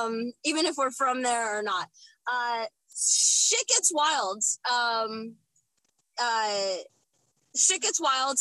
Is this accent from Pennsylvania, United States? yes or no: no; Lawrenceville, New Jersey, United States; also born or lived in Trenton, New Jersey; I was born in Trenton